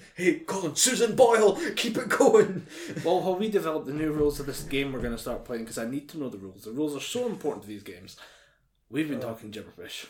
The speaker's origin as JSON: {"language": "English", "country": "United Kingdom", "said": "we're British"}